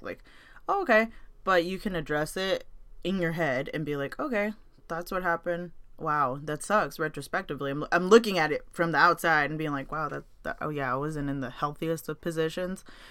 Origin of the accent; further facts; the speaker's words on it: United States; I was born and raised in NoHo.